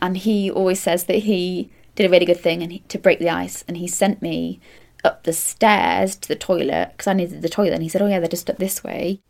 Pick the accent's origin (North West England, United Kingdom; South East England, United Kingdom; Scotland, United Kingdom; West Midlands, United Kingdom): North West England, United Kingdom; Manchester; now in London, United Kingdom; I'm from Manchester and I work in theatre as an assistant stage manager.